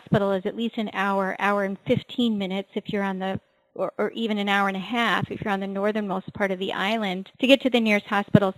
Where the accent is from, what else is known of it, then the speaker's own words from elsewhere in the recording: Kauai, Hawaii, United States; I'm from Hawaii. I'm from the island of Kauai, which is the northernmost island in the island chain